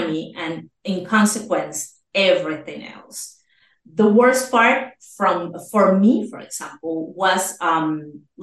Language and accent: English; Caracas, Capital District, Venezuela; moved away as an adult; also born or lived in Argentina; now in Spain; I was born in Caracas, Venezuela. I was born there in 1981.